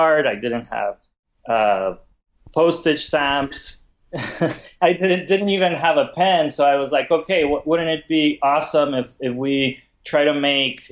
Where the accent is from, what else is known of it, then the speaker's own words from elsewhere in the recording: Mexico; moved away as an adult; now in San Francisco, United States; I'm originally from Mexico, but I've been in San Francisco for the last 12 years